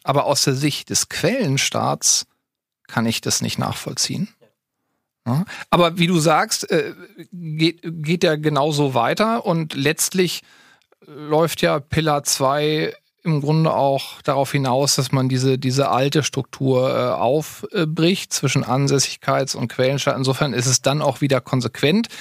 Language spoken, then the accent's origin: German; near Hannover, Lower Saxony, Germany; also born or lived in Berlin / Halle-Wittenberg; bin aber schon im Alter von zwei Jahren zwangsumgezogen nach Niedersachsen